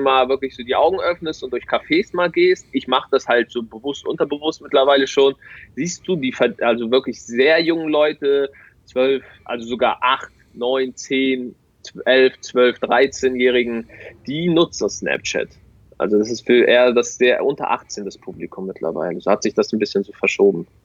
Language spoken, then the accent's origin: German; Hamburg, Germany; bei uns in Hamburg